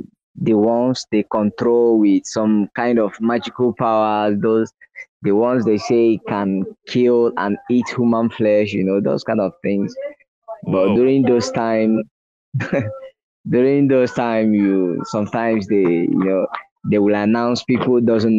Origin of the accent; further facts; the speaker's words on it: Nigeria; now in Ivory Coast; I'm a Nigerian, I'm not an Ivorian, but I reside, I live in Ivory Coast.